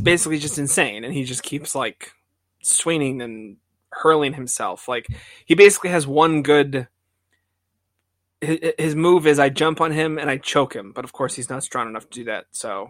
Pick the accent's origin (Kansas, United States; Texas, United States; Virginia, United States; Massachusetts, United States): Massachusetts, United States; Stoneham; Well, no, I'm just for the listeners out there. I'm from Stoneham, Mass.